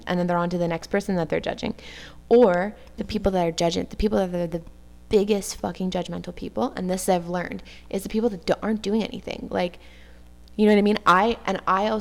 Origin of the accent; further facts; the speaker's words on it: Montreal, Quebec, Canada; accent: West Island; growing up on the West Island. And just like someone from Queens might have a really thick accent that's really Queens. Like, I have a really, like, West Island accent